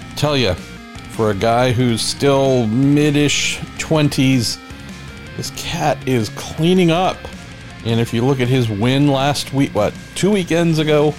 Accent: United States; here in my home country

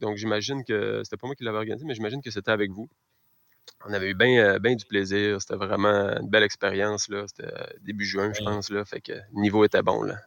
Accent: Caplan, Quebec, Canada; moved away; also born or lived in Rosemont, Montreal; je suis natif de Caplan. Je suis revenu euh, m'établir ici il y a deux ans

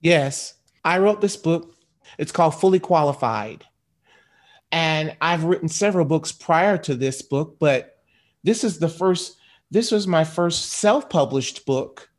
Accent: Michigan, United States; I grew up in Michigan. about seventy miles from Detroit

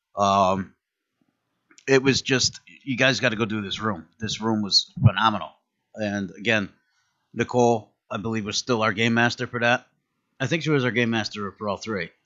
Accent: Connecticut, United States; we're, we're originally from Connecticut

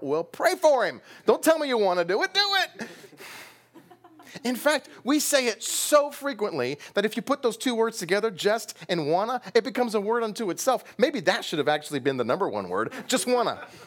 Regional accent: United States; we as American evangelicals

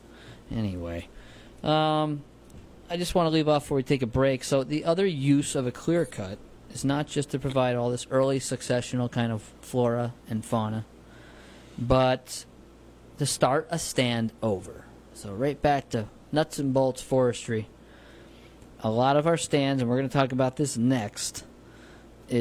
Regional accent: New Paltz, New York, United States; I grew up in New Paltz in the 90s and 80s

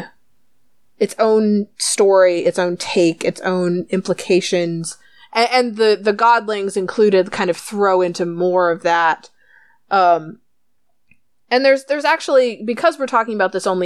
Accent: United States; we're American

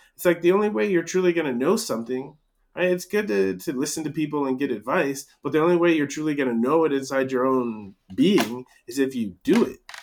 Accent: United States; growing up in America

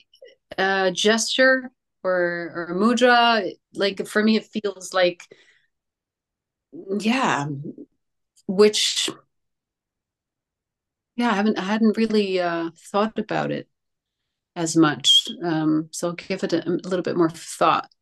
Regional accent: Netherlands; moved away; I grew up in Holland.

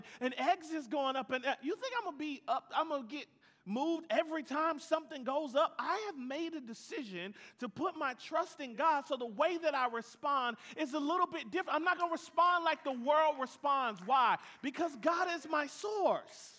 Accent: Atlanta, Georgia, United States; I'm from Atlanta

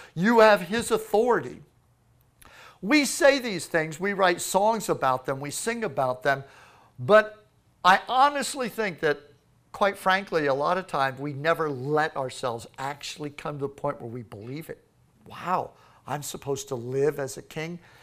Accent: Florida, United States; Florida. Yes, we are from Florida.

